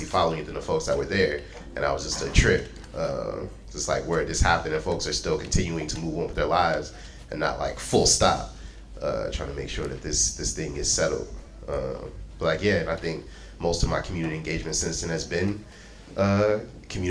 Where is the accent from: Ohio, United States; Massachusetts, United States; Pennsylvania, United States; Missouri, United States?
Ohio, United States; Akron; moved away as an adult; also born or lived in Michigan; now in California, United States; So I'm from Akron, Ohio, and I went to school in Michigan, and I've been in California since